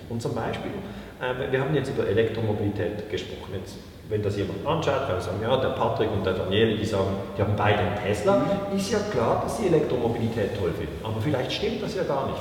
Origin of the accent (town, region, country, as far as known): Switzerland